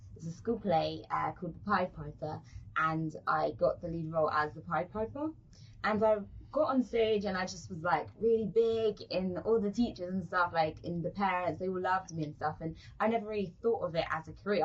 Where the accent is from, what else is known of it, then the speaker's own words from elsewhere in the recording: London, United Kingdom; accent: British; moved away as an adult; now in Turks and Caicos Islands; in London, uh, I'm from South